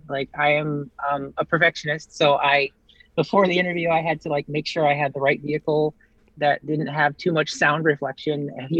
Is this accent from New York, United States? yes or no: no; Alaska, United States; I grew up in Alaska.